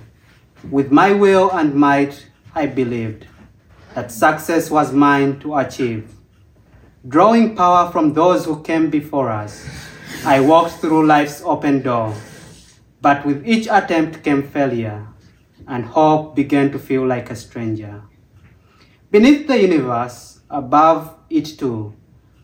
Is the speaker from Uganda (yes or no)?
yes; Uganda; moved away